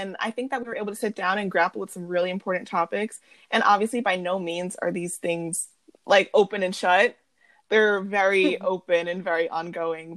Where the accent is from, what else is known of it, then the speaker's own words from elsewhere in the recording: suburban New York, United States; first language English; We are middle-class suburban New York girls